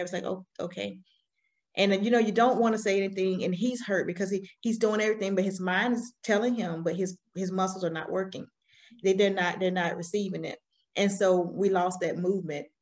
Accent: Alabama, United States; accent: country accent; now in South Carolina, United States; I'm raised, I'm raised from Alabama, the South

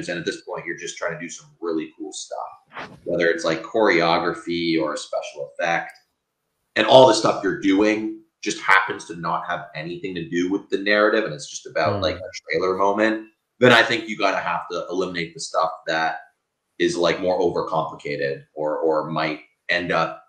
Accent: Canada; I'm Canadian

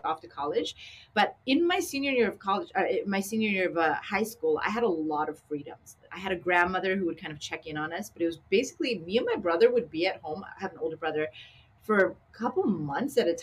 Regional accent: Canada; also born or lived in Long Beach; now in Sacramento, United States; as a young Asian girl growing up in Canada

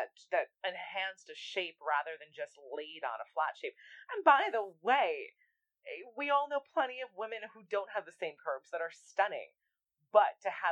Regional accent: New York, United States; I'm a New Yorker

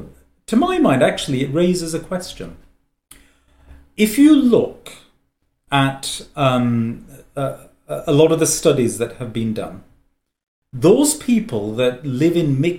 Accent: England, United Kingdom; I speak as somebody who's born and brought up in England, as to immigrant parents, and has had a very positive experience.

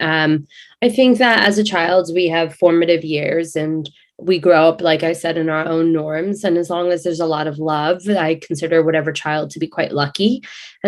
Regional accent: Houston, Texas, United States; moved away as an adult; also born or lived in London, England / Dubai / Manhattan / New Jersey; now in New York City, United States; once we moved to Houston, when I was about eight, I have been here since.

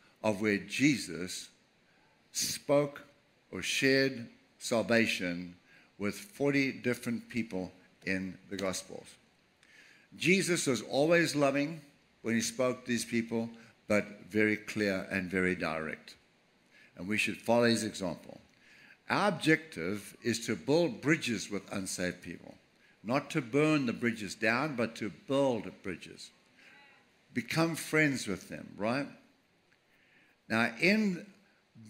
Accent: Durban, KwaZulu-Natal, South Africa; I was born 1948, April 13th, in Durban, South Africa, right on the beach.

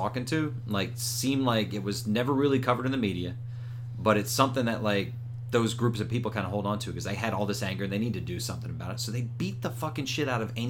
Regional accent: Philadelphia, Pennsylvania, United States; now in Florida, United States; I'm from Philadelphia

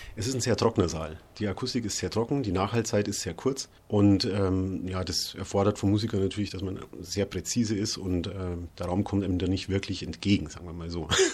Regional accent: Bad Reichenhall, Bavaria, Germany; now in Rostock, Germany; Ich komme aus Bad Reichenhall

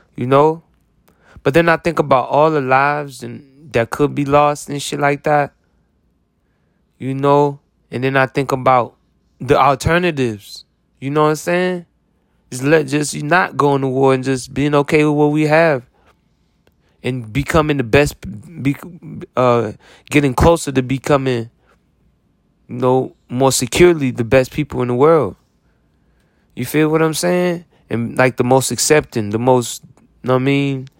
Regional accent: United States; as an American

